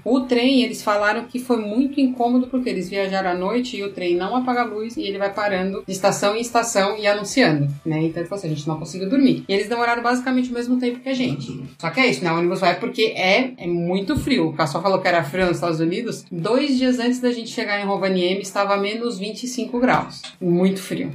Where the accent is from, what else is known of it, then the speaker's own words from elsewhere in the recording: Brazil; nós somos do Brasil